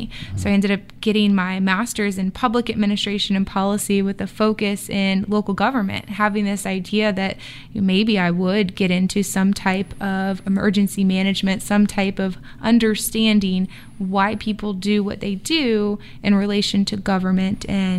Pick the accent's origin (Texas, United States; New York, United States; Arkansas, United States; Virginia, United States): Virginia, United States; also born or lived in California / Maine; So I say I grew up in Virginia, but I was born in California, lived in Maine for a while.